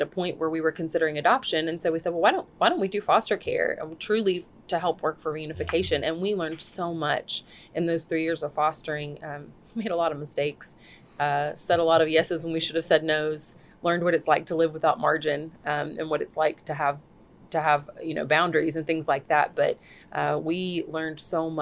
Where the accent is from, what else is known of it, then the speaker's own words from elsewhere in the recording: Birmingham, Alabama, United States; moved away as an adult; now in Ukraine; I grew up in Birmingham, and first time I actually went to Ukraine, I was 12